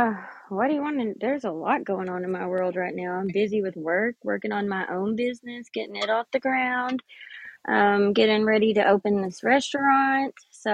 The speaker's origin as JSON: {"language": "English", "region": "Texas", "country": "United States", "said": "The great state of Texas."}